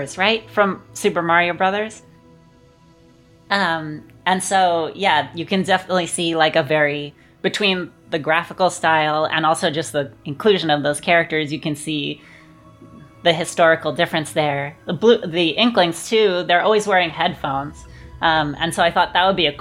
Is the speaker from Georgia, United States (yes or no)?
no; Los Angeles, California, United States; I grew up in Los Angeles